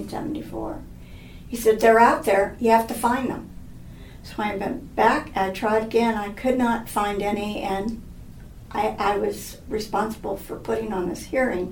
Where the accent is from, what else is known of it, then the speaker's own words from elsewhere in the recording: Los Angeles, California, United States; I grew up in Hollywood. My father was in the movie business.